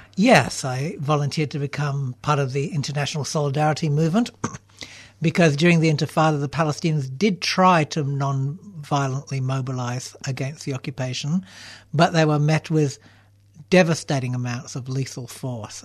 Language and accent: English; Canberra, Australian Capital Territory, Australia; moved away as an adult; also born or lived in Melbourne; Canberra, which is my hometown